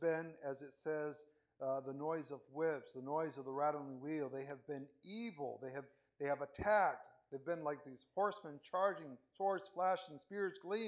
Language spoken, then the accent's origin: English; Venezuela; also born or lived in Spain; now in United States; In Venezuela, the time that I grew up in Venezuela